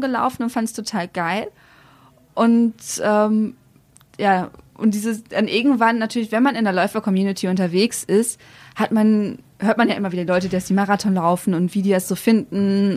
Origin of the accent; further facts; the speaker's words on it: Velen, North Rhine-Westphalia, Germany; Also ich bin ja auf dem Land aufgewachsen